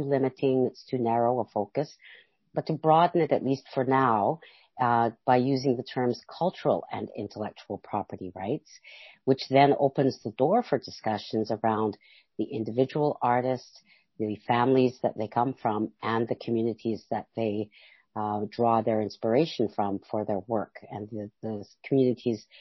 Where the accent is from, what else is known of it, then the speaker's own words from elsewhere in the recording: Alert Bay, British Columbia, Canada; I come from Alert Bay, BC, from the Kwagyoth and the Mamalila people